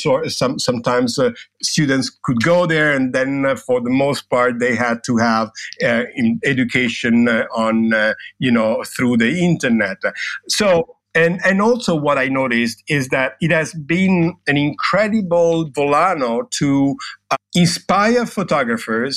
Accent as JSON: {"language": "English", "town": "Rome", "region": "Lazio", "country": "Italy", "said": "I'm from Rome. That means I'm Italian."}